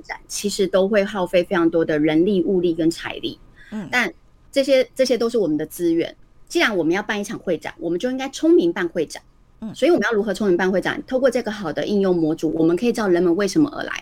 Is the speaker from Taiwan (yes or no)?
yes; Taiwan; 我们是台湾人嘛